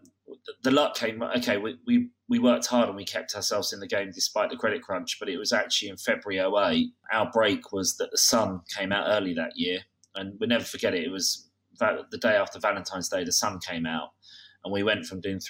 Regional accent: Kent, South East England, United Kingdom; I'm from Kent

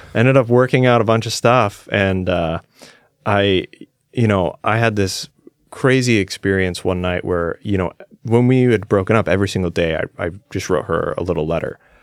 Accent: Claremont, California, United States; I grew up, I was born in a little town called Claremont. It's like thirty miles southeast of Los Angeles

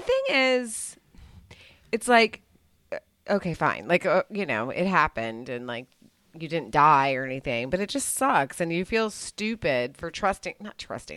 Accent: United States; I'm an American

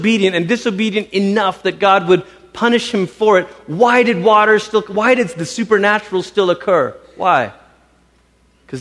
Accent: Malaysia; as a kid growing up in Malaysia, our church

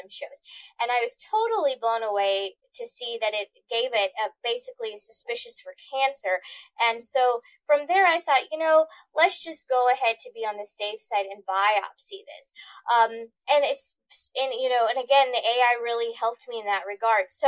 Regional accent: Missouri, United States; also born or lived in Boston, Massachusetts; I'm from here

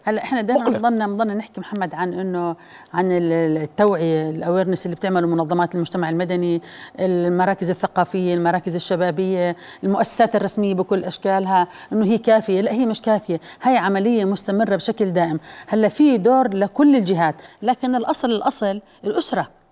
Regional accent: Jordan; انا كاردنيين

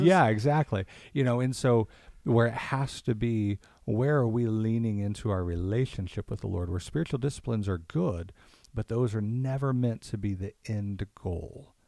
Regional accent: Kansas City, United States; I'm from Kansas City

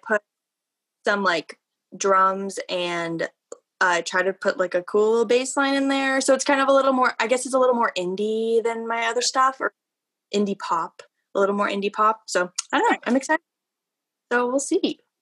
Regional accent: Broomfield, Colorado, United States; moved away as an adult; now in Fort Collins, United States; I'm from Broomfield, Colorado, yeah. but moved here for CSU

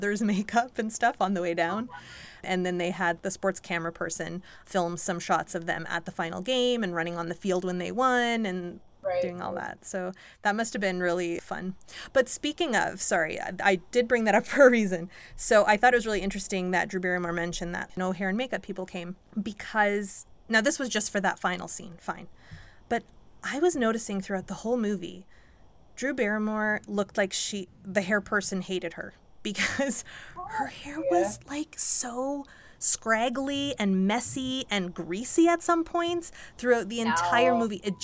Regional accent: Oshawa, Ontario, Canada; we grew up in Oshawa

